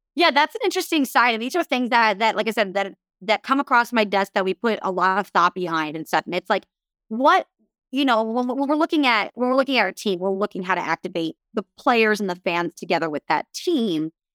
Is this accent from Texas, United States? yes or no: no; Southern California, United States; I grew up in Southern California.